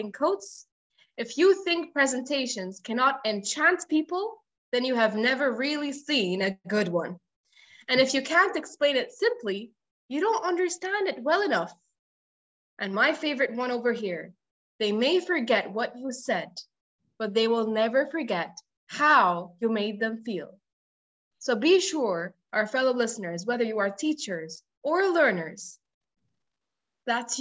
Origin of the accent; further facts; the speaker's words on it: Egypt; I come from Egypt, which is true, and I teach from here